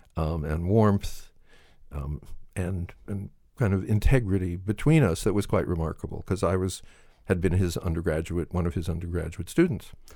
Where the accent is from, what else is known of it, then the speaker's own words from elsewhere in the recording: Southern California, United States; I was brought up in Southern California